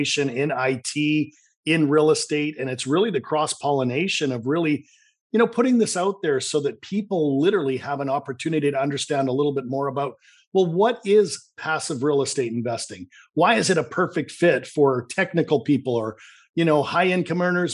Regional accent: Vancouver, British Columbia, Canada; accent: Canadian; I'm from Vancouver, Canada. You might detect a little bit of a Canadian accent.

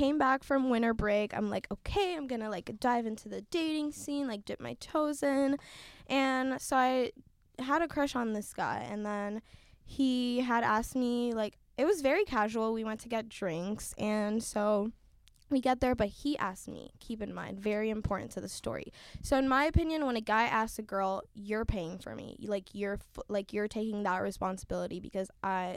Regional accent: Haiti; now in United States; when I moved here, it was definitely different from what I grew up with in Haiti

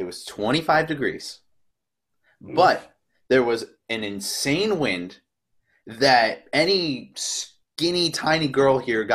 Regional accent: Tennessee, United States; I'm from Tennessee

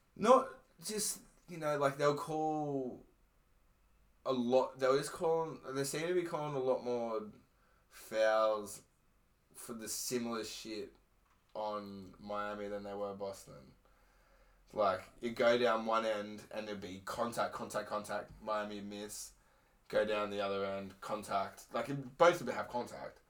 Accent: Queensland, Australia; I'm a Queenslander

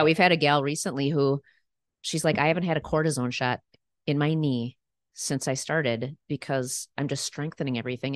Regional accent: Roseville, Minnesota, United States; also born or lived in New York / Eagan, Minnesota; I grew up in Roseville, Minnesota.

